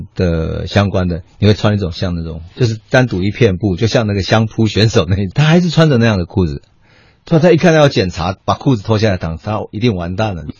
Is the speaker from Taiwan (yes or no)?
yes; Taichung, Taiwan; 在我们家乡台中嘛